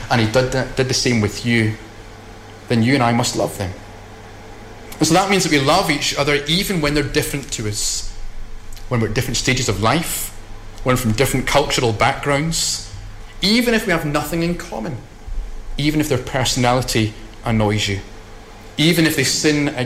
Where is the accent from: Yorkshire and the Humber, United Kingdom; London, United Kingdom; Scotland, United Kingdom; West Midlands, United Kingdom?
Scotland, United Kingdom